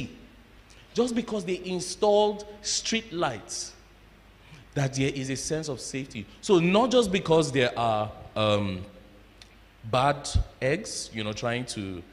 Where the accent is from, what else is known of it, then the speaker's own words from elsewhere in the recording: Jos, Plateau, Nigeria; moved away; my growing up in Jos